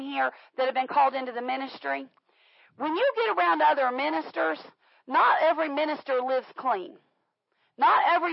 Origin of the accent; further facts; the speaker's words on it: Florida, United States; moved away; I grew up in Florida